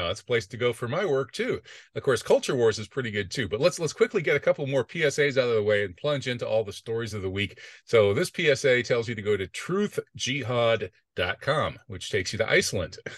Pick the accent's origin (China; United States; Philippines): United States; I don't think we Americans should like our government too much either.